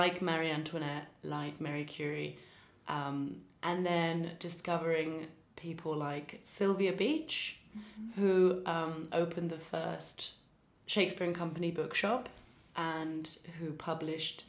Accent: London, United Kingdom; moved away as an adult; now in Paris, France; I'm originally from London

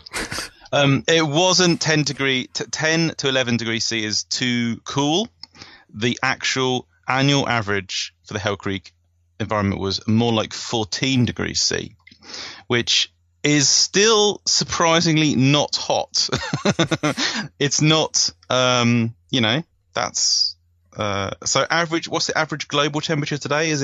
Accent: United Kingdom; as a British person

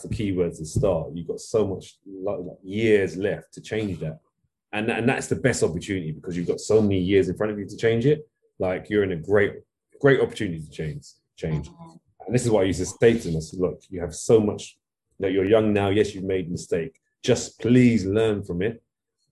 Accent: London, United Kingdom; I grew up in East London, Walthamstow

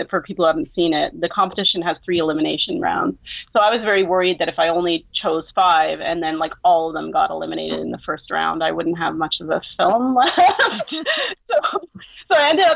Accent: Montreal, Quebec, Canada; here in Montreal, which is my hometown

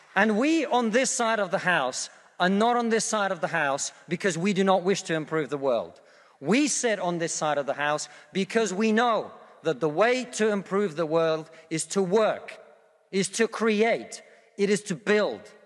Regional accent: Russia; now in United Kingdom; I come from Russia, which is not a poor country

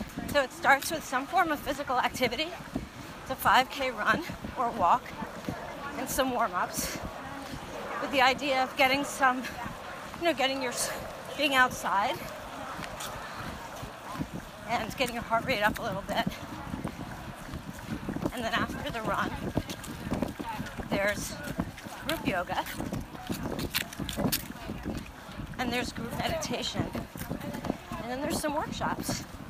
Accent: Washington, District of Columbia, United States; I'm from Washington, D.C.

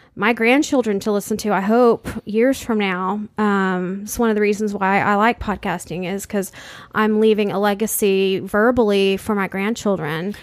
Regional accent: San Antonio, Texas, United States; we grew up in San Antonio, Texas.

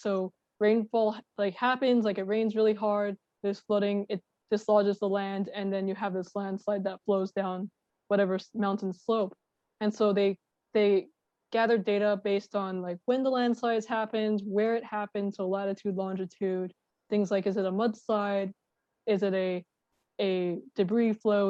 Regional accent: Long Island, New York, United States; I'm from Long Island and my family is on Long Island

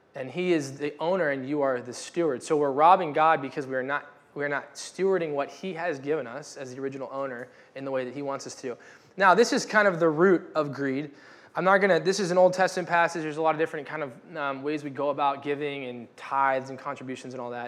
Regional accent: United States; I am a American white male

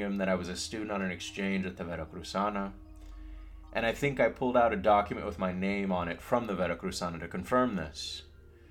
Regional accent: United States; also born or lived in Mexico; I'm proud to be from the Frontera. It's a way of being, a way of speaking, a form of living.

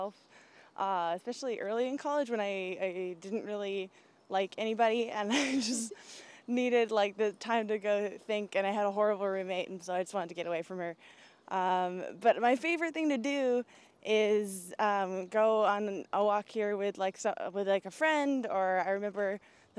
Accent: Brockton, Massachusetts, United States; also born or lived in Boston; I grew up here. I grew up in Brockton, Mass.

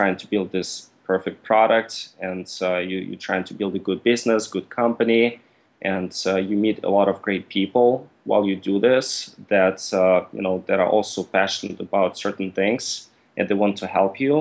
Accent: Russia; also born or lived in Mississippi, United States; now in United States; originally, I'm from Russia, and I came to the U.S. in 2005 for school.

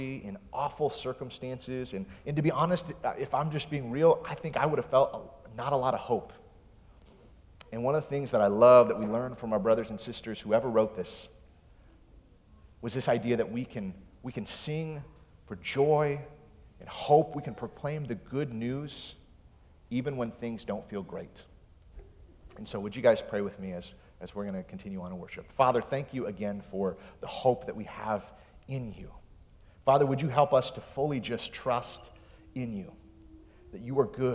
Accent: West Michigan, United States; I grew up in West Michigan

